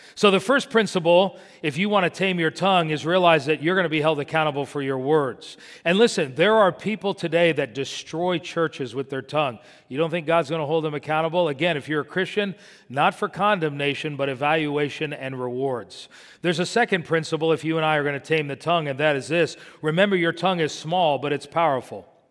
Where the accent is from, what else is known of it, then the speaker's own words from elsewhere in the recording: Miami, Florida, United States; when I was growing up in Miami